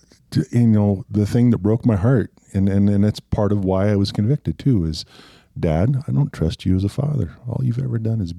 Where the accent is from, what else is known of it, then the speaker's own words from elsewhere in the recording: Montana, United States; we're both from Montana.